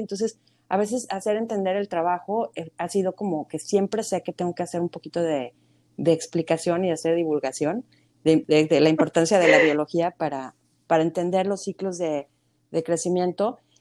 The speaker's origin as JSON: {"language": "Spanish", "country": "Mexico", "tie": "born or raised there", "moved": "as an adult", "said": "creciendo en México"}